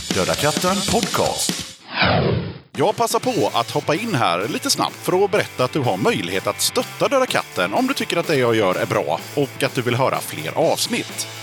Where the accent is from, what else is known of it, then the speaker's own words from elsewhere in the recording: Tranås, Jönköping County, Sweden; moved away; also born or lived in Aneby; samma stad som jag är från, Tranås